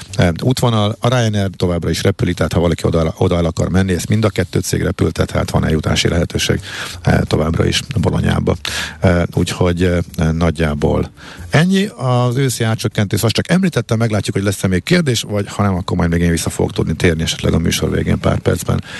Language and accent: Hungarian; Hungary; magyarok vagyunk